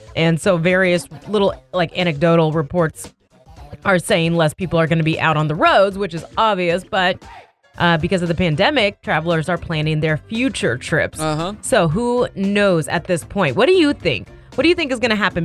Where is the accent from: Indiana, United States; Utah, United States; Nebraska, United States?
Indiana, United States; I am from Indiana.